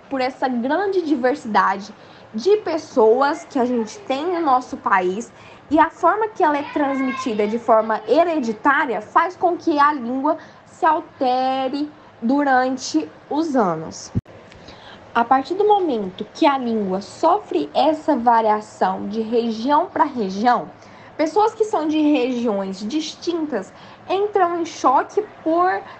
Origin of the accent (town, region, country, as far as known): Brazil